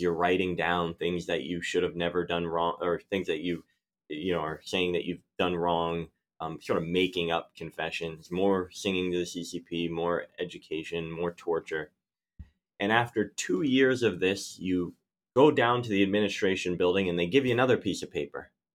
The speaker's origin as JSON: {"language": "English", "town": "Philadelphia", "region": "Pennsylvania", "country": "United States", "tie": "born or raised there", "said": "I grew up in Philadelphia"}